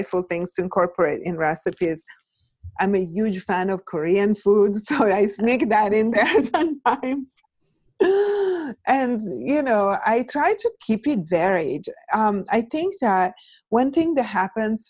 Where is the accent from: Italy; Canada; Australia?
Italy; now in United States; I'm Italian. So I was born and raised in Italy